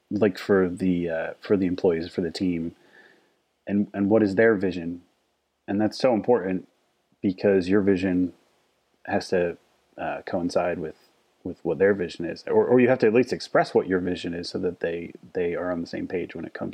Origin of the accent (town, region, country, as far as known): New Jersey, United States